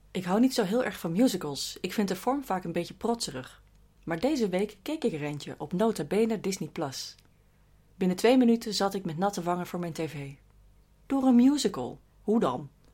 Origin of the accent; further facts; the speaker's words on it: Rotterdam, South Holland, Netherlands; ik ben subjectief als Rotterdammer.